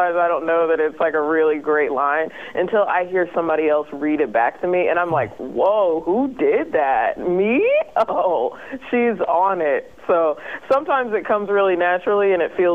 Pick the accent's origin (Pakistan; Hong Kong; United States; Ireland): United States; Indiana; I'm from Indiana, all flat land